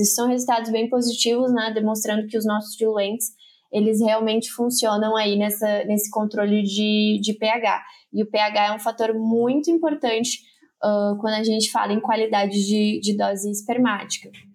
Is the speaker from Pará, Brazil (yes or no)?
no; northern coast of Santa Catarina, Brazil; moved away as an adult; also born or lived in Rio Grande do Sul; eu sou catarinense, morei a vida toda no litoral norte de Santa Catarina